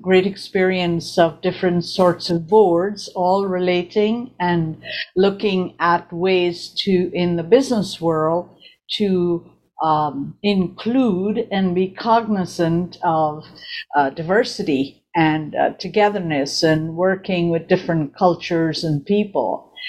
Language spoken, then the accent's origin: English; Guyana; now in California, United States; I am from Guyana, South America, descendants of Indian, Scottish and Portuguese parents. And I have lived in several countries.